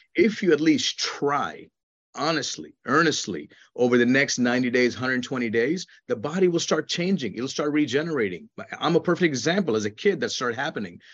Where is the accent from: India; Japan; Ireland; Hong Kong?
India; moved away; When I was a child growing up in India